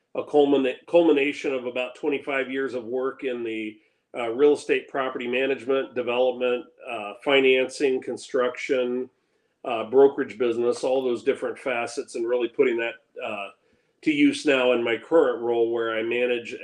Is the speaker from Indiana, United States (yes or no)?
yes; Indianapolis, Indiana, United States; moved away as an adult; now in Minneapolis–Saint Paul, United States; I grew up in Indianapolis, born and raised, went to Indiana University, spent most of my adult years in Indianapolis